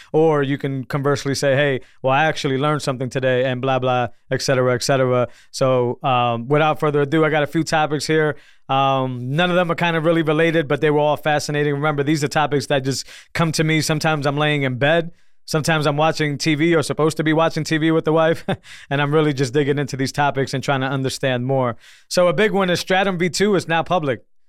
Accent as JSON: {"language": "English", "region": "Northeast", "country": "United States", "said": "I'm from the Northeast"}